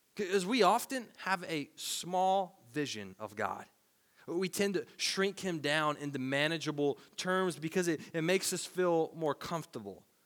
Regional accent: Tennessee, United States; Growing up in Tennessee

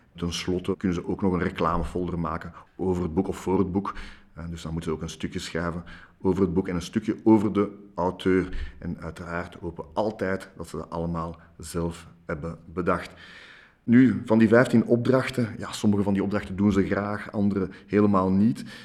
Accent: Brussels, Brussels-Capital Region, Belgium; ik ben in Brussel opgegroeid, in Jette

